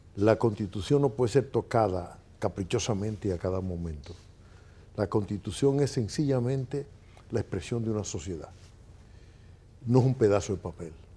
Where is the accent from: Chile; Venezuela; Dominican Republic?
Dominican Republic